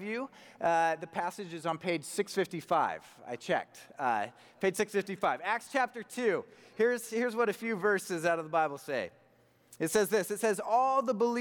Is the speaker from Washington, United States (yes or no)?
yes; Spokane, Washington, United States; also born or lived in Montana; I was born in Montana. I was raised in Spokane